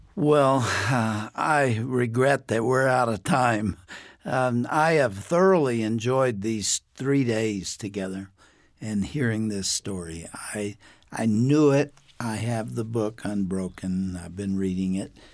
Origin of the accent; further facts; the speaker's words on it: United States; as an American